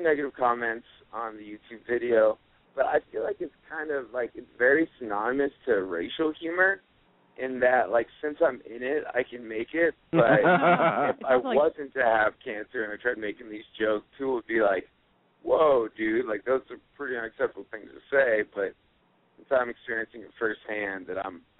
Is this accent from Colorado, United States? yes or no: yes; Aurora, Colorado, United States; Cool. I am from Aurora, Colorado.